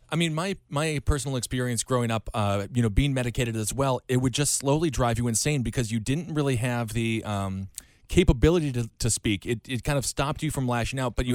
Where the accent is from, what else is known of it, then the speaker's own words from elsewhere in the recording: Wisconsin, United States; growing up in Wisconsin